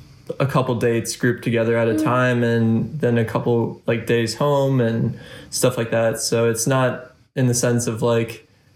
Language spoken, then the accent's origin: English; Green Bay, Wisconsin, United States; I grew up in Green Bay. My parents basically lived there from the time I was born.